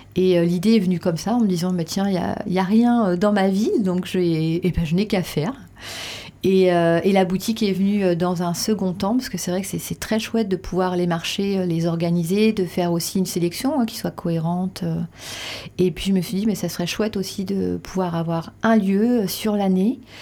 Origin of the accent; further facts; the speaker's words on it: Reims, Grand Est, France; also born or lived in Paris; now in Dax, France; je suis rémoise. Ah je suis née à Reims et j'ai passé après plus de 20 ans à Paris euh, pour mes études